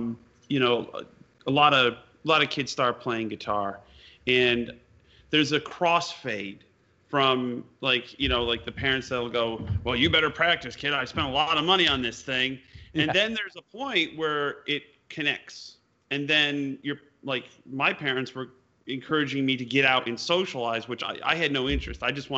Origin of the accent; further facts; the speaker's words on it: East Troy, Wisconsin, United States; Yeah, you know, I mean, growing up in Wisconsin, East Troy.